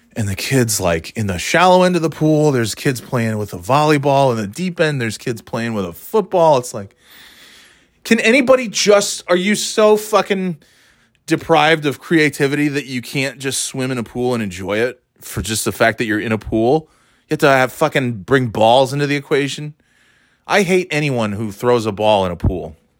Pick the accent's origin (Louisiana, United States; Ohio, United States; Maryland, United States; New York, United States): New York, United States; growing up in New York